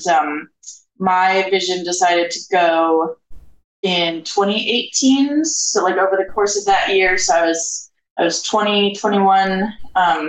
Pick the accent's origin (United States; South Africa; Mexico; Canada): United States; Charlottesville, Virginia; moved away as an adult; now in Portland, United States; I'm originally from Charlottesville, Virginia.